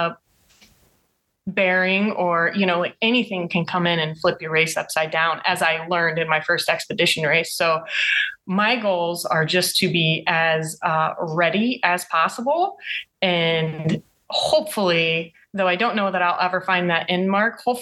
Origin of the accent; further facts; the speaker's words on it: Ohio, United States; I'm from Ohio